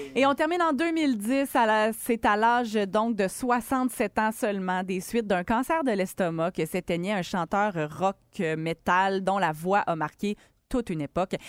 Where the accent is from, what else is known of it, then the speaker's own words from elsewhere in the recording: Quebec City, Quebec, Canada; chez nous au Colisée de Québec